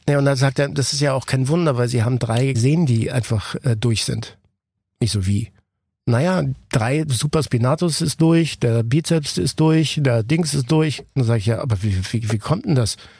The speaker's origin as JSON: {"language": "German", "region": "Ticino", "country": "Switzerland", "tie": "born or raised there", "said": "ich bin ja aus dem Tessin äh, gebürtig"}